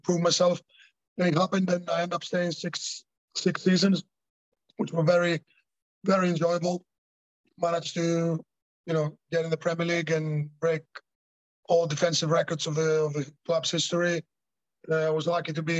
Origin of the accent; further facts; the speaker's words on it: Thessaloniki, Central Macedonia, Greece; moved away; In my hometown, Salonika